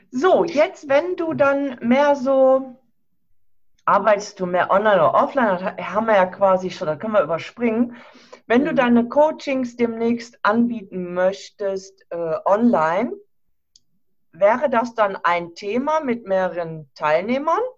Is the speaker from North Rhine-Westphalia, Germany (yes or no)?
yes; Krefeld, North Rhine-Westphalia, Germany; Ich komme ja aus Nordrhein-Westfalen, aus Krefeld in der Nähe von Düsseldorf.